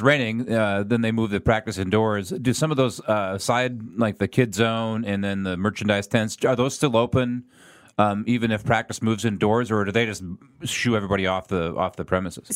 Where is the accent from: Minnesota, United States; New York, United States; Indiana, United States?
Minnesota, United States; now in Kansas City, United States; I'm from Minnesota